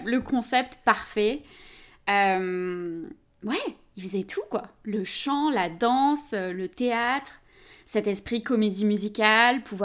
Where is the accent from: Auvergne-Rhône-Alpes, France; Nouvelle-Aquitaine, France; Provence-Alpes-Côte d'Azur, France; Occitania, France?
Provence-Alpes-Côte d'Azur, France; Avignon; moved away; je viens d'Avignon. C'est le sud, mais j'ai perdu l'accent. je suis expatriée depuis quelques années maintenant.